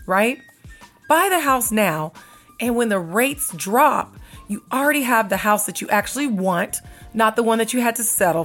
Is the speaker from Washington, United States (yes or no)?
yes; Seattle, Washington, United States; now in Las Vegas, United States; I'm from Seattle